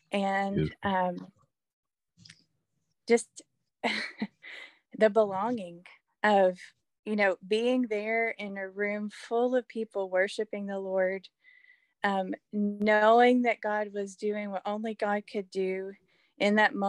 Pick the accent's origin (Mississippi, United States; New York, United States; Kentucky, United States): Kentucky, United States; Elizabethtown; I'm from Elizabethtown, Kentucky.